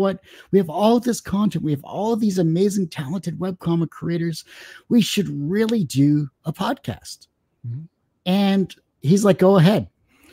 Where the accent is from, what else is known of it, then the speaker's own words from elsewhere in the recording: Windsor, Ontario, Canada; No, I'm Canadian. I was born and raised in Windsor, Ontario, and I'm still here